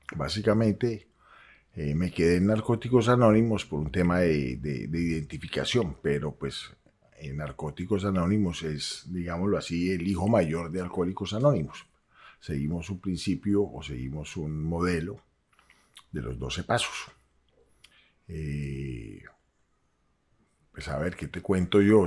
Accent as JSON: {"language": "Spanish", "town": "Cali", "region": "Valle del Cauca", "country": "Colombia", "said": "yo soy caleño"}